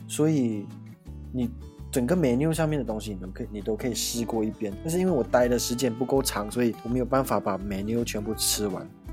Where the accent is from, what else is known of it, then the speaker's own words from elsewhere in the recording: Malaysia; 我是马来西亚人问号脸